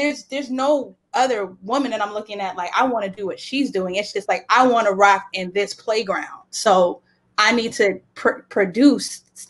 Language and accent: English; Boston, Massachusetts, United States; It's just you know, I'm from Boston, so we speak okay.